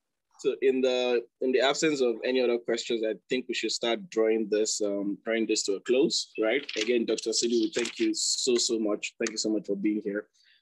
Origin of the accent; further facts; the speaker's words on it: Nigeria; I mean, as a Nigerian right now, I mean, you know, being a medical student or, you know, or young medical professional